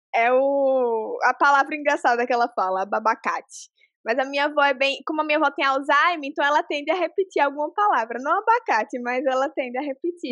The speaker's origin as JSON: {"language": "Portuguese", "region": "interior of Alagoas", "country": "Brazil", "said": "eu sou de uma cidade do interior de Alagoas"}